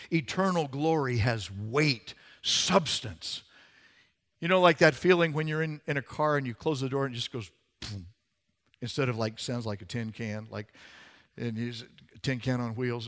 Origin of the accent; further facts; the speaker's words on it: Arizona, United States; I grew up in Arizona. The Grand Canyon was in my backyard